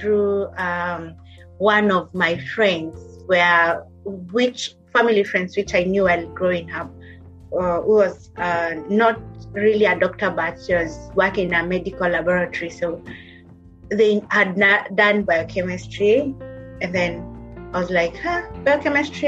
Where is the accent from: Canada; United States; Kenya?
Kenya; moved away as an adult; also born or lived in Kitui County, Kenya; now in Liverpool, United Kingdom; I'm a Kenyan by origin, Kenyan. So I was born in Kitui County